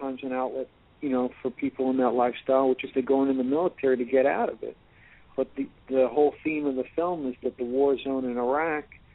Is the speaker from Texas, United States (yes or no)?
no; New York, United States; I'm from New York.